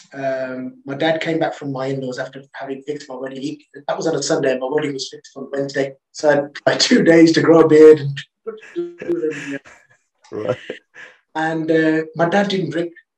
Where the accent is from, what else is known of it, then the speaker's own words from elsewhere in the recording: England, United Kingdom; I'm from England